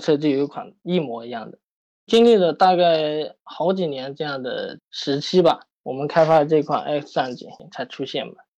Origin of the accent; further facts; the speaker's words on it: Yunnan, China; now in Shanghai, China; 因为我家是云南的